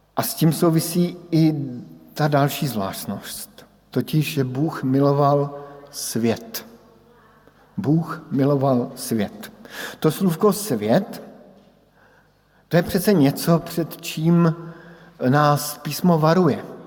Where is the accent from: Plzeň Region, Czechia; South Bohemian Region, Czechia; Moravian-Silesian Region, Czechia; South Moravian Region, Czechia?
South Moravian Region, Czechia; Brno; born or raised there; moved away as an adult